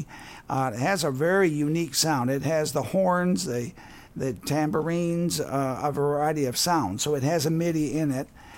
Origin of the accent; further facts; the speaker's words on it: Wisconsin, United States; now in Southern Indiana, United States; I'm from Wisconsin